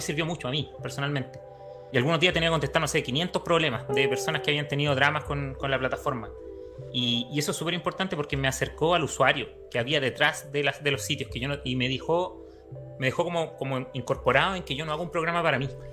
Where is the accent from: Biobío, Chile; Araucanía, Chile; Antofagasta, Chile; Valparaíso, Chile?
Araucanía, Chile; Temuco; moved away as an adult; now in Santiago, Chile; Yo soy del sur, soy de Temuco